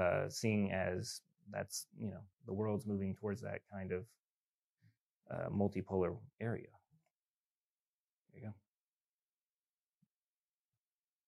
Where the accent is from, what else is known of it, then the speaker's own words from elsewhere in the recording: South Carolina, United States; moved away; my home state of South Carolina